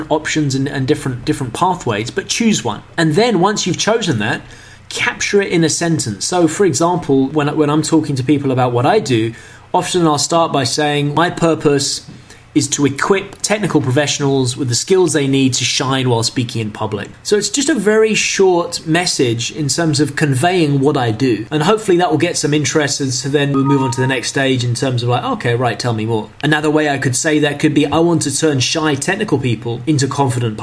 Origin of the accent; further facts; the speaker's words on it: London, United Kingdom; moved away as an adult; also born or lived in China; I grew up in London